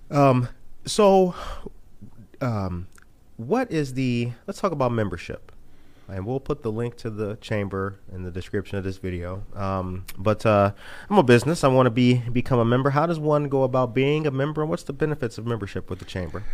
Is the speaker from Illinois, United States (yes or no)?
yes; Harvey, Illinois, United States; I grew up in Harvey